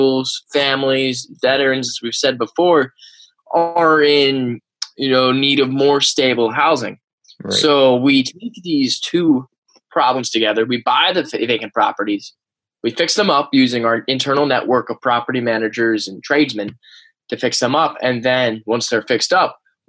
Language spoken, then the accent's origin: English; Wilmington, Delaware, United States; I grew up right outside of Wilmington, Delaware